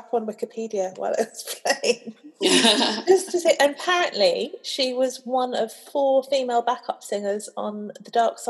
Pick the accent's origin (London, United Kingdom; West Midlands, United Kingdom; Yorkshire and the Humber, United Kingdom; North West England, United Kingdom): London, United Kingdom; because I am a girl from Clapham